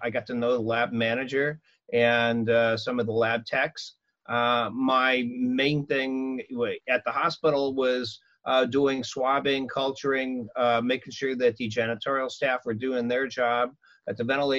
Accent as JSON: {"language": "English", "region": "Illinois", "country": "United States", "moved": "as an adult", "lives_now": "Anaheim, United States", "said": "Illinois, a farm town"}